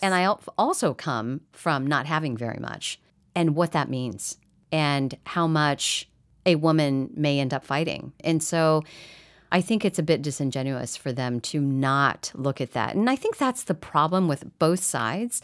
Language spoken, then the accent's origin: English; Midwest, United States; I grew up in the Midwest